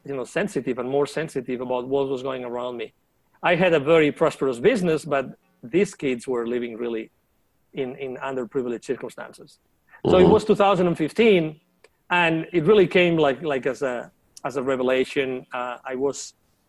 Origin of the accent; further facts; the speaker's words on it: near Barcelona, Catalonia, Spain; moved away as an adult; also born or lived in Latin America; I was born in near Barcelona, and my mom was a teacher